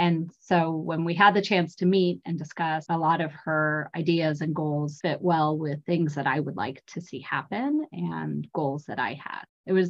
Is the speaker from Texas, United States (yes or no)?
yes; Texas, United States; first language English; moved away as an adult; also born or lived in Miami, Florida; now in California, United States; I was born in Miami, like a lot of good Cuban Americans. My roots go there, and then moved to Texas as a child, and then California as an adult, where I've been now for a long time.